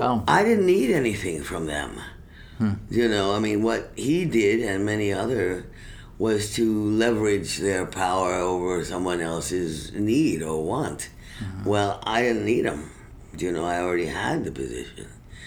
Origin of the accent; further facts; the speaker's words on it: Venezuela; also born or lived in Colombia / Cuba; I grew up in Venezuela 5 years.